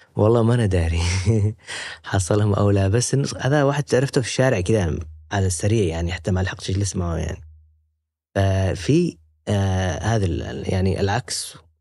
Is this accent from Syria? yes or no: no; Yemen; now in Turkey; قلت له من اليمن